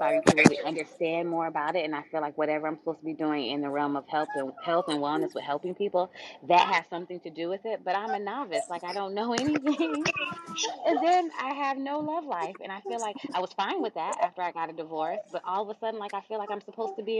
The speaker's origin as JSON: {"language": "English", "country": "Jamaica", "said": "I am Jamaican"}